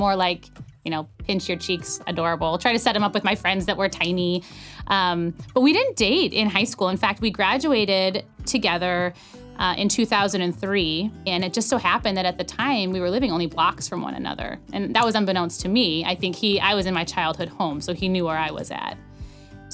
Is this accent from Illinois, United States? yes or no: no; Prescott, Arizona, United States; I was born and raised in Prescott, Arizona